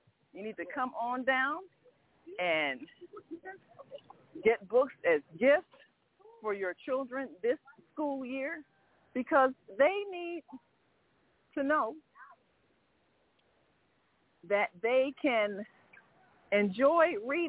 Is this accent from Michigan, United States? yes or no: yes; Detroit, Michigan, United States; Well, I am from Detroit. I've been doing this for 15 years.